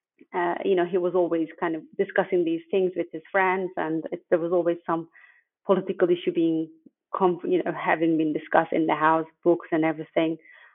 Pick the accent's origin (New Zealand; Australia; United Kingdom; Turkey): Turkey; also born or lived in Van, Turkey; So I grew up in Turkey. And I'm from Van, which is at the border of Iran, and very close to the border, basically. And we lived there for about 4 years, and then we had to move elsewhere after the military coup